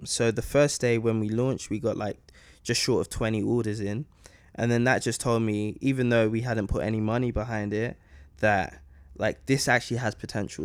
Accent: London, United Kingdom; growing up in London

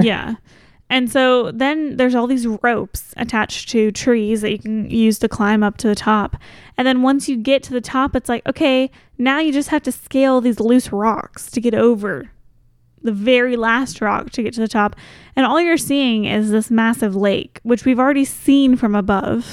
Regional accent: Kentucky, United States; we're from Kentucky

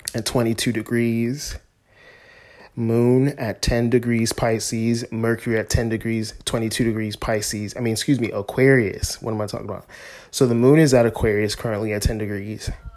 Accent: United States; we as Americans, myself a, as an American

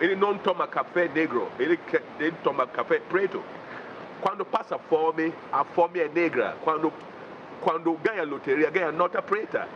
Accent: Ghana; moved away as an adult; now in Brazil; Eu sou africano de Ghana e eu moro no Brasil trinta anos

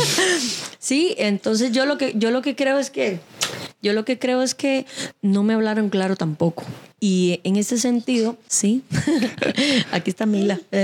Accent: Cuba; now in Costa Rica; Yo soy de Cuba

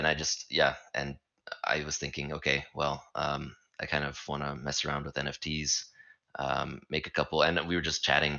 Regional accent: Canada; also born or lived in Saskatchewan, Canada; I'm also from Canada

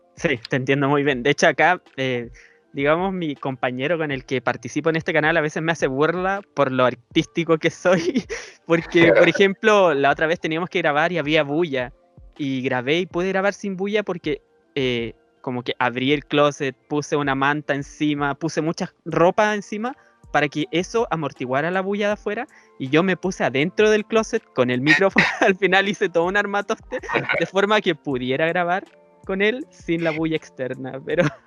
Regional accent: Chile; yo soy de Chile

